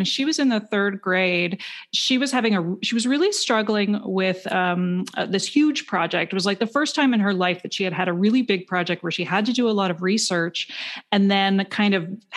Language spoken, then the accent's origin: English; Canada; I'm from Canada